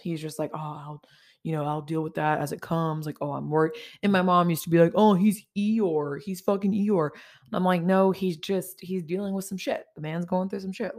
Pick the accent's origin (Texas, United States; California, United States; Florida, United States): Texas, United States; Orange; moved away as an adult; also born or lived in Beaumont, Texas; now in Montgomery County, Texas, United States; I'm really from Orange